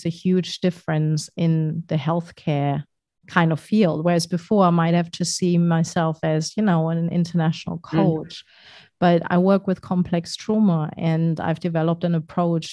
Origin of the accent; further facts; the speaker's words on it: Germany; moved away as an adult; I'm German, very badly so, because my German isn't very great.